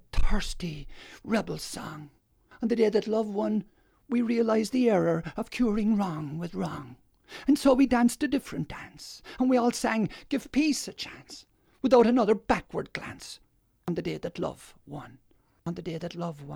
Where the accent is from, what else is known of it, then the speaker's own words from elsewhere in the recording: Ireland; now in Australia; I grew up in Ireland, there was lots of, as they call, the troubles in the north